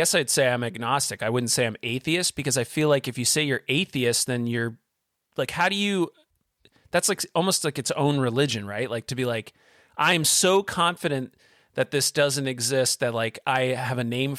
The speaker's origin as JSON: {"language": "English", "region": "Vermont", "country": "United States", "tie": "born or raised there", "said": "we grew up in Southern Vermont. So a lot of the old farmhouses are 200 plus years old."}